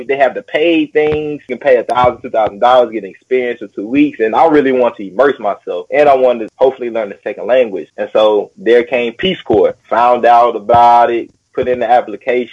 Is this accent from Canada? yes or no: no; Nashville, Tennessee, United States; moved away as an adult; also born or lived in Paraguay; now in China; I'm originally born and raised in Nashville, Tennessee, my whole life